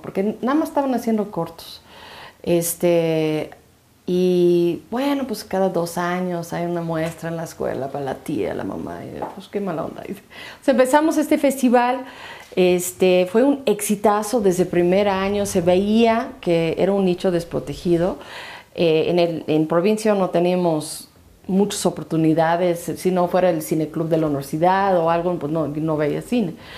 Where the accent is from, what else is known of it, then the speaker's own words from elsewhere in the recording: United States; now in Mexico; como gringa